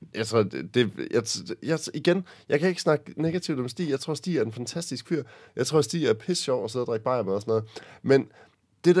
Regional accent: Aarhus, Central Denmark Region, Denmark; der hvor jeg kommer fra, fra Aarhus Egen

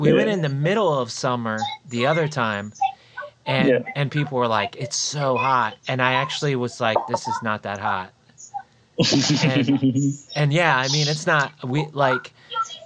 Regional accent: Florida, United States; now in Indiana, United States; I grew up in Florida

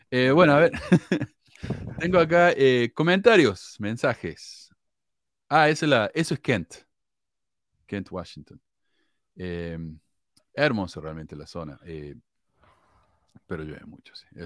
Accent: Mexico; Aquí en mi país ha habido negros desde la dominación española. Y recientemente el gobierno del presidente este inepto y tonto que tenemos, López Obrador, ha permitido la entrada de negros de Haití

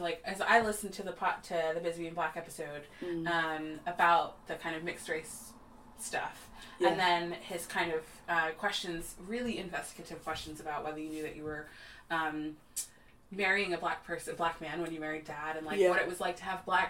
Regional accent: Texas, United States; born there; told them that I was born in Texas and how shameful that is.

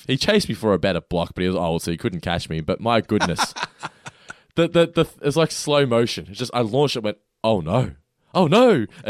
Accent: Norlane, Victoria, Australia; Oh, mate, I grew up in Norlane, so.

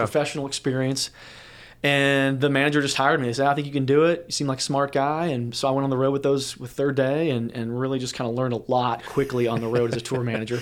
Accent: St. Louis, Missouri, United States; moved away; I grew up in the Midwest in Saint Louis, Missouri

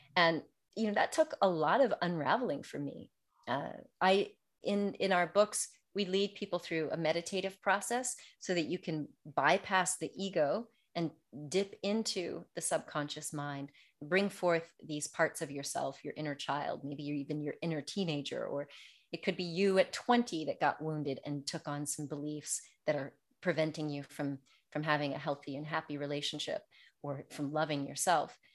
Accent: United States; moved away as an adult; now in France; growing up in America

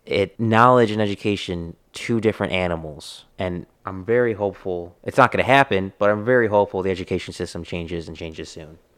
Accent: Texas, United States; I am a Texan

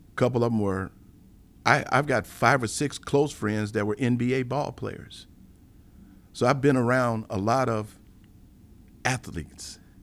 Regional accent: Chicago, Illinois, United States; being born and raised in Chicago

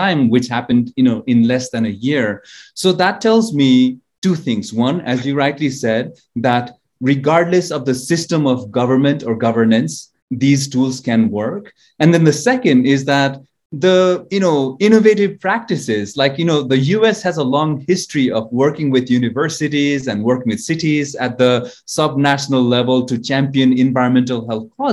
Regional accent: Kathmandu, Bagmati, Nepal; moved away as an adult; also born or lived in Chicago, United States / Myanmar / China / Singapore; I was born in Kathmandu, Nepal, the city of temples, as it's referred to.

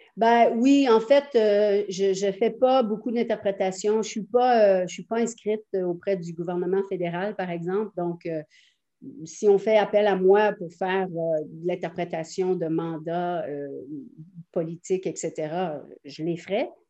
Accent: Quebec, Canada; Je suis canadienne-française, québécoise, très fière de l'être.

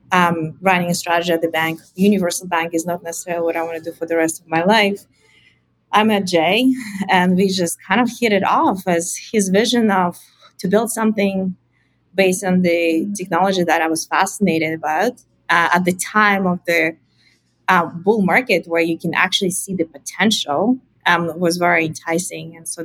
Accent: Russia; moved away as an adult; now in Canada; I came to Canada from Russia originally to do a PhD.

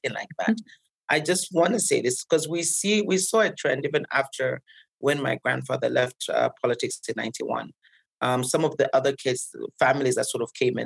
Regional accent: Zambia; born or raised there; now in Nairobi, Kenya

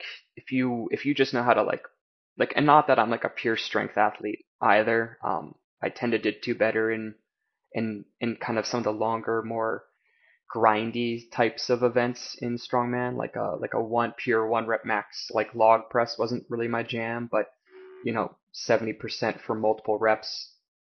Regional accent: Canada; also born or lived in China; as a Canadian going down there

